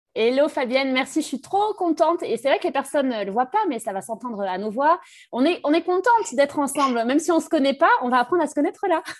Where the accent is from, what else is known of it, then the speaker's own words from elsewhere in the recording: Brittany, France; also born or lived in Capbreton; now in Bordeaux, France; je suis, euh, bretonne d'origine